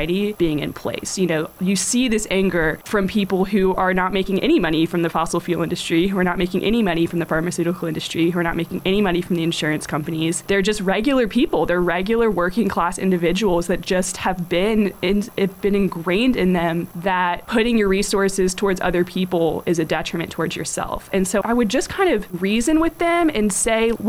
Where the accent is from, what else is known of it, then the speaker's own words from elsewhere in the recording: the South, United States; I grew up in the South, so naturally my parents are Republicans.